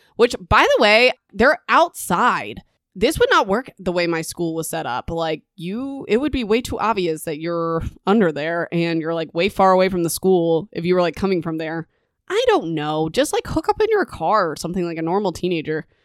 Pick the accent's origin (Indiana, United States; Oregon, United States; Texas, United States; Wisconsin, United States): Indiana, United States; also born or lived in Kansas; now in Nebraska, United States; I used to live in Kansas and I grew up in Indiana.